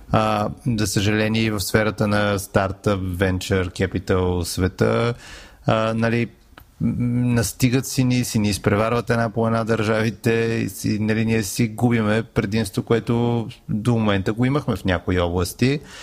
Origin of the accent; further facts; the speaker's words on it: Bulgaria; и като българи